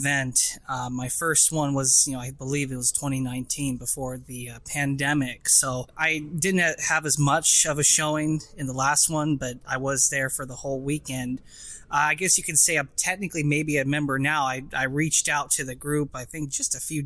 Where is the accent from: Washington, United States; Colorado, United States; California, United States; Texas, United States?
Washington, United States; I'm 27 years old, born and raised in Washington State.